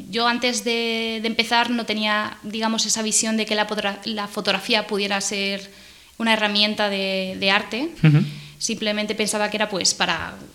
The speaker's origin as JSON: {"language": "Spanish", "town": "Pontevedra", "region": "Galicia", "country": "Spain", "also_born_or_lived": "Cádiz / Canarias / Cartagena / Madrid", "said": "es muy difícil decir dónde me he criado porque yo soy de Pontevedra, de, Galicia. Lo que pasa es que me, he mudado toda mi vida. He estado en, Cádiz, en Canarias, en Cartagena, en Madrid, en Bélgica, en, Galicia en muchos sitios"}